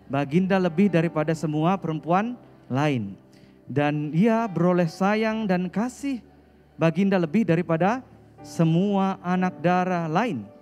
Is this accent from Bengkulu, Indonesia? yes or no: no; North Sumatra, Indonesia; Saya asal dari Sumatera Utara. Saya lahir di sana.